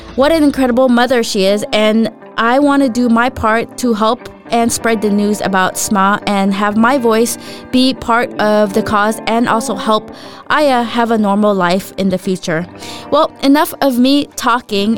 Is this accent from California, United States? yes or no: yes; Southern California, United States; born or raised there; moved away as an adult; also born or lived in Philippines; now in Denmark